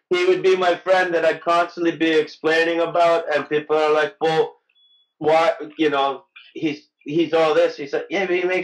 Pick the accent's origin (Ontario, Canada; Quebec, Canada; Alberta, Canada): Ontario, Canada; Mississauga; born there; I was born in Mississauga. Don't let the Wikipedia page deny this, but Tor- uh, Toronto is not my home in any way.